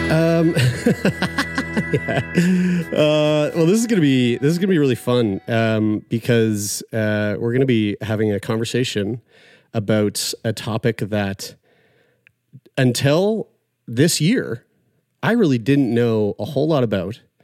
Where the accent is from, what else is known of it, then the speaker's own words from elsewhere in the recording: St. John's, Newfoundland and Labrador, Canada; based over in Newfoundland and Labrador from my hometown, Saint John's